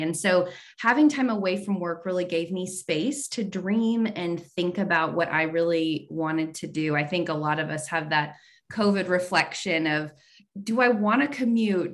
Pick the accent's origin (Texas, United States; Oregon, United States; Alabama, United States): Texas, United States; San Antonio; I grew up in San Antonio